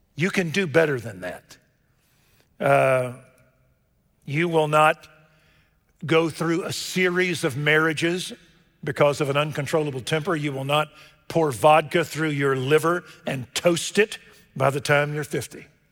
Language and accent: English; Waco, Texas, United States; born or raised there